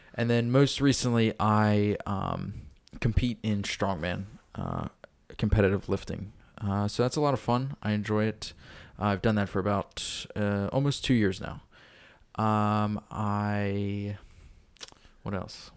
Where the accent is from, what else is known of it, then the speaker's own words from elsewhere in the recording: York, Pennsylvania, United States; I grew up in York, uh, currently live in York and work in York